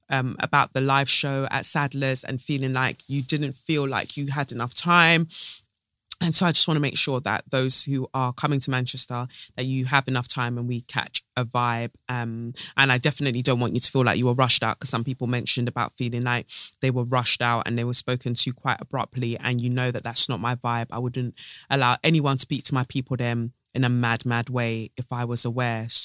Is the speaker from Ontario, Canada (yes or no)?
yes; London, Ontario, Canada; I'm from London, Ontario, Canada. Um, my parents are from Eritrea.